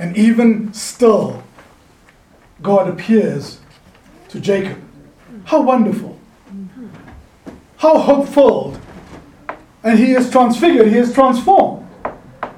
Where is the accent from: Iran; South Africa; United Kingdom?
South Africa; now in California, United States; a South African Californian who grew up under an apartheid system